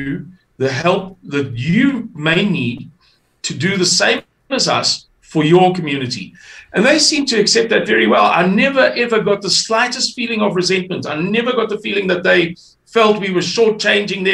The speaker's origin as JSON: {"language": "English", "town": "Amanzimtoti", "region": "KwaZulu-Natal", "country": "South Africa", "tie": "born or raised there", "said": "I come from KwaZulu-Natal. I come from Amanzimtoti"}